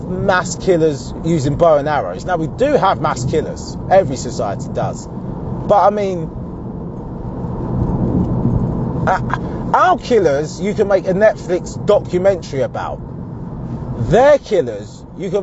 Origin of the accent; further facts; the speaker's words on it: Essex, East of England, United Kingdom; I'm from Essex.